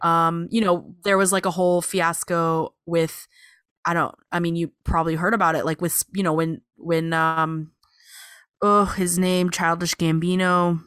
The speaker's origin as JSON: {"language": "English", "town": "Sacramento", "region": "California", "country": "United States", "tie": "born or raised there", "moved": "yes", "said": "I grew up in Sacramento."}